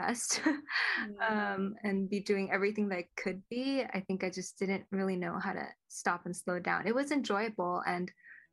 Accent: Cupertino, California, United States; now in San Jose, United States; I grew up in Cupertino as an only child with a single mom.

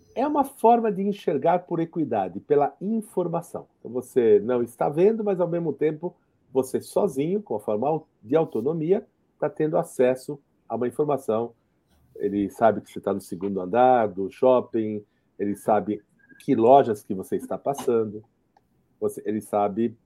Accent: Jerusalem, Jerusalem District, Israel; moved away; eu sou israelense, eu, nasci em Jerusalém

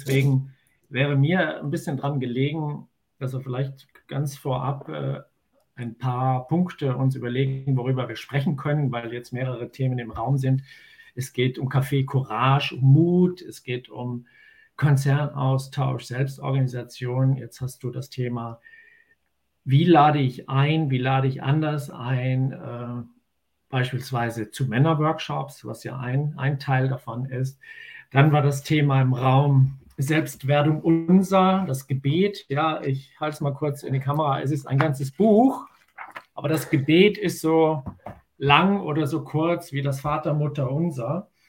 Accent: Tyrol, Austria; now in Germany; Aber da, wo ich natürlich herkomme und wo ich geboren bin, in den Ötztaler Bergen, dort ist Servus natürlich das äh, Begrüßungswort schlechthin.

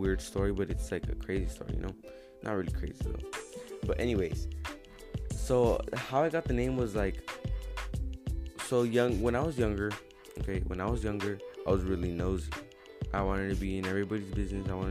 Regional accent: San Diego, California, United States; now in Riverside, United States; I'm from San Diego

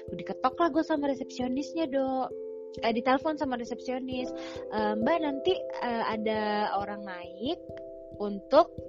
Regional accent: Lampung, Indonesia; gue dari Lampung kan jauh ya

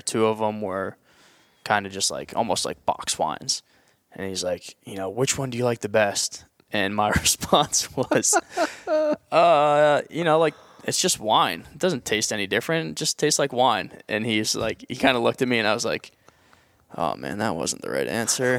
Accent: New England, United States; as a kid growing up in New England

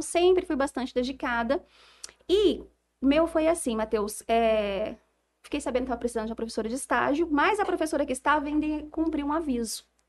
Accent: Jales, São Paulo, Brazil; aqui em Jales ainda, que é a cidade né, da minha família, a cidade onde eu cresci

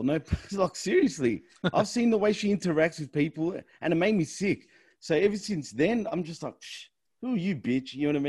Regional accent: Australia; And I'm Australian.

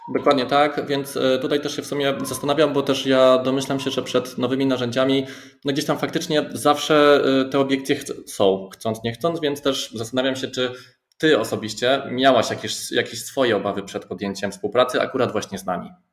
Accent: Silesian agglomeration, Silesian Voivodeship, Poland; moje rodzinne strony

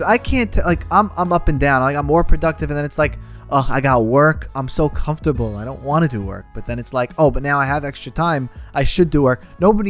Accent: New York, United States; We're both from New York.

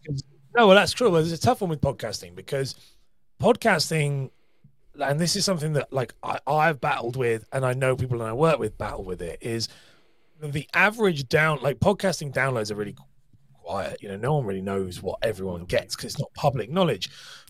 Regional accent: Cambridge, East of England, United Kingdom; also born or lived in London; That part of the country, I'm from Cambridge, which is close to London, really. And so I have that kind of, but I studied and worked as an actor and singer in London, which is Jason Statham's territory. So that would definitely be why I sound like it.

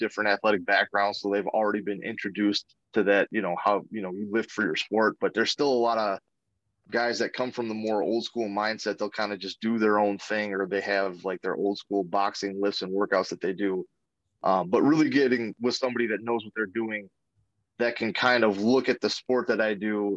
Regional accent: Racine, Wisconsin, United States; I grew up in Racine, Wisconsin.

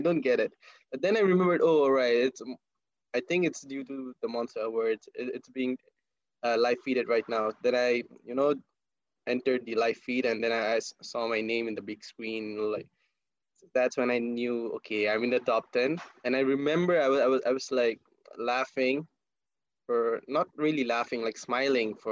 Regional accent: Bangladesh; moved away as an adult; now in Cyberjaya, Malaysia; I'm from Bangladesh and currently I'm studying in Multimedia University, Cyberjaya

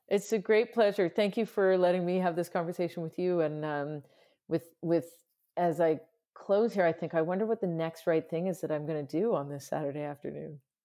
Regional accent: Canada; I'm Canadian

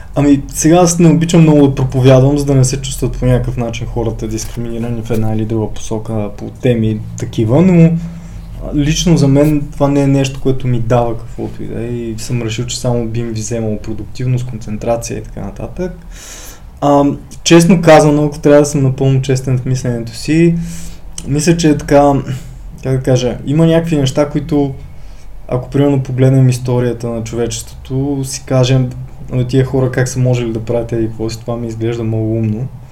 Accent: Ruse, Ruse Province, Bulgaria; moved away as an adult; now in Sofia, Bulgaria; от както се родих до 2003 година, живях в Русе, 2003 се преместих да уча в Софийския университет

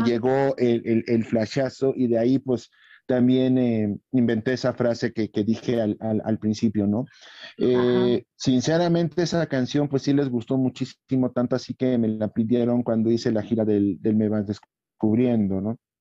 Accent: Irapuato, Guanajuato, Mexico; mi tierra, Irapuato

